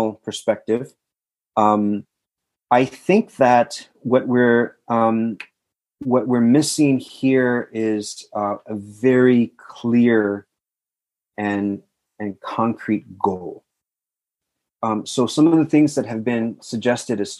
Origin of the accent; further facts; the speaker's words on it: South Texas, United States; I'm from South Texas